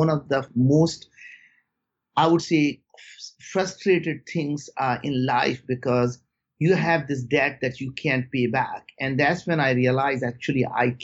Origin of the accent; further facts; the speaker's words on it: India; moved away; growing up in India